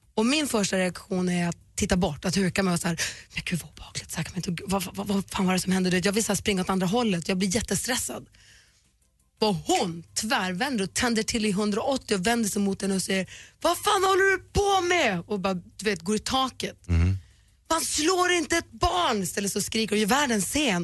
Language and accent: Swedish; Luleå, Norrbotten County, Sweden; jag kommer från Luleå, att man är uppvuxen i en småstad